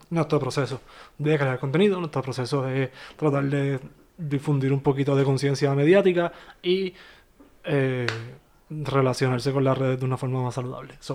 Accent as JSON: {"language": "Spanish", "town": "Bayamón", "country": "Puerto Rico", "also_born_or_lived": "Miami", "moved": "as an adult", "said": "también somos de Bayamón"}